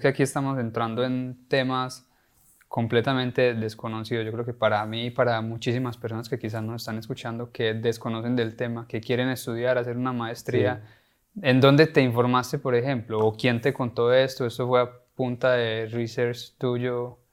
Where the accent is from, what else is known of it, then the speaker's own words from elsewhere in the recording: Colombia; now in United States; nosotros somos colombianos